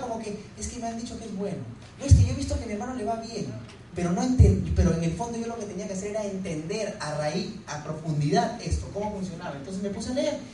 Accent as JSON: {"language": "Spanish", "town": "Huanchaco", "region": "La Libertad", "country": "Peru", "moved": "yes", "said": "yo soy de Huanchaco, de la playa, me encanta el mar, andar en sandalias"}